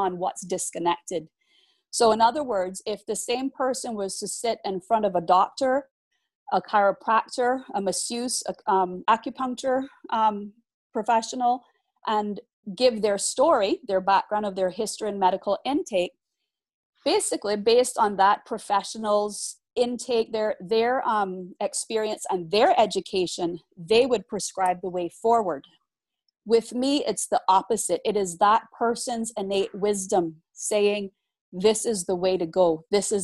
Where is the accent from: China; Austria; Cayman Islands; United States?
Cayman Islands; we are a British overseas territory